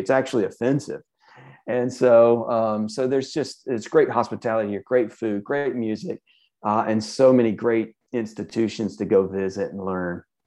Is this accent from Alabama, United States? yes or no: yes; Birmingham, Alabama, United States; I grew up in Birmingham